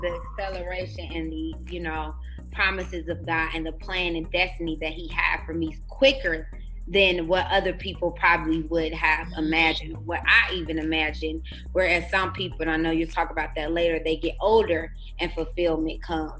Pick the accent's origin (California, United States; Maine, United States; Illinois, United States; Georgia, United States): Illinois, United States; Chicago; moved away as an adult; now in Arizona, United States; I'm originally from Chicago, Illinois we uh, relocated to Arizona six years ago